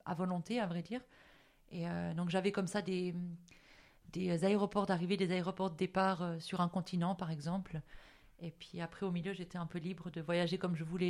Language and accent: French; Valais, Switzerland; moved away as an adult; also born or lived in Geneva / Paris; now in Zurich, Switzerland; j'ai grandi en Valais jusqu'à mes 19 ans, après ma maturité